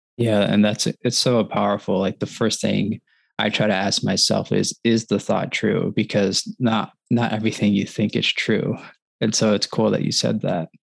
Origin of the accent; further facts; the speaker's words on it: Wisconsin, United States; now in Michigan, United States; I grew up in Wisconsin. I live in Michigan